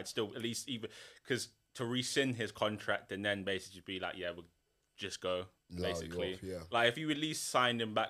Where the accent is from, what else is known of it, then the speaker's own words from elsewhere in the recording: England, United Kingdom; As English people